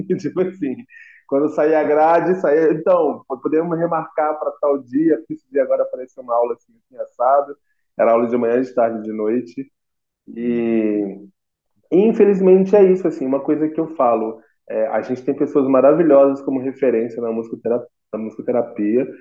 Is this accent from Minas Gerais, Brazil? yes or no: yes; Minas Gerais, Brazil; also born or lived in Niterói, Rio de Janeiro; sou aqui de Minas Gerais